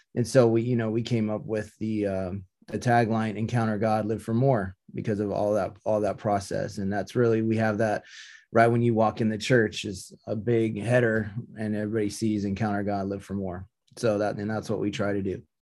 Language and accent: English; Topeka, Kansas, United States; also born or lived in Seattle; now in Visalia, United States; I grew up in Topeka, Kansas